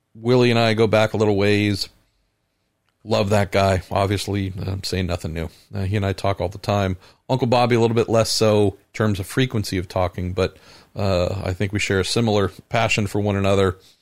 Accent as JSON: {"language": "English", "area": "San Francisco Bay Area", "region": "California", "country": "United States", "tie": "born or raised there", "said": "I'm born and raised in the San Francisco Bay Area"}